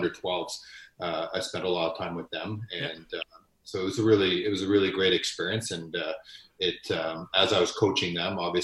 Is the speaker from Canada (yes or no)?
yes; Ontario, Canada; moved away as an adult; also born or lived in Winnipeg; now in Edmonton, Canada; I'm originally from Ontario. So I spent the majority of my years in Ontario.